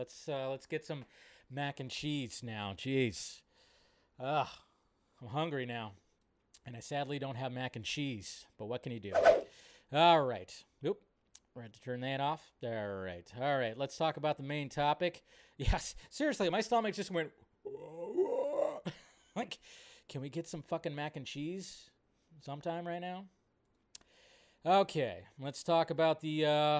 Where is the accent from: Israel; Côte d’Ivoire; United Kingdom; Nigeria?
Israel; And for me, I grew up in Israel, and we didn't have the mac and cheese instant boxes.